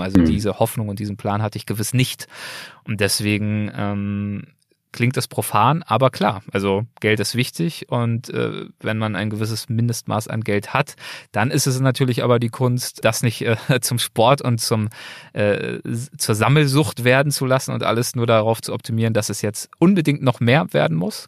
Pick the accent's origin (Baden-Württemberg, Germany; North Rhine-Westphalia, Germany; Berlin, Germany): Berlin, Germany; now in Los Angeles, United States; Berlin ist der Ort, an dem ich aufgewachsen bin